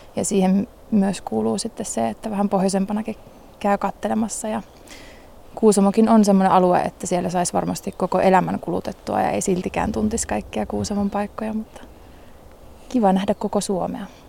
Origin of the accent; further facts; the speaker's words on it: Liminka, North Ostrobothnia, Finland; moved away; mä oon Limingasta lähtöisin ja siellä on lintupiirit aika suuret